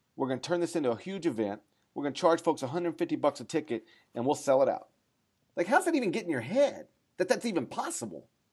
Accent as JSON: {"language": "English", "region": "North Mississippi", "country": "United States", "said": "I'm from North Mississippi"}